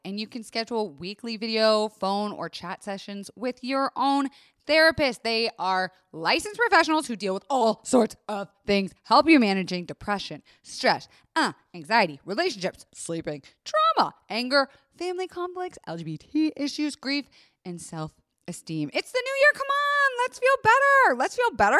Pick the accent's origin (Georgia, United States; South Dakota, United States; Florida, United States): Florida, United States; I was raised in Florida